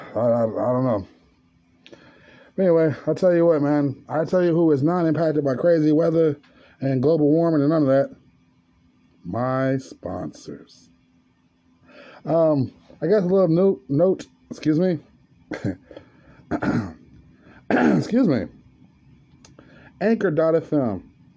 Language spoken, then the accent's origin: English; California, United States; to the people of Mississippi, California, my home state, Missouri, Kansas